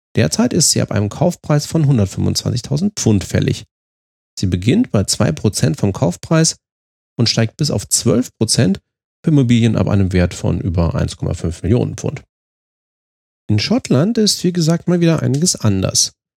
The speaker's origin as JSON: {"language": "German", "country": "Germany", "said": "uns qualitätsorientierten und fehlerscheuen Deutschen"}